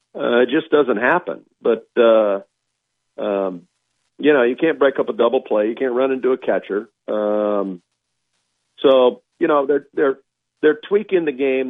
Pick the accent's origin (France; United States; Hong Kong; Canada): United States; Georgia; moved away; I grew up in in Georgia for a while